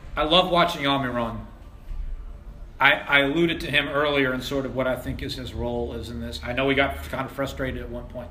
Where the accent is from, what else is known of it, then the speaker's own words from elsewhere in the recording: Washington, District of Columbia, United States; now in Philadelphia, United States; I, I, grew up in D.C., watching D.C. United, in fact, for a long time